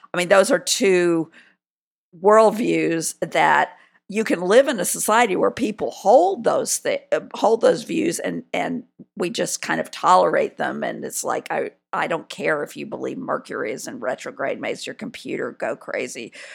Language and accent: English; South Carolina, United States; I'm from South Carolina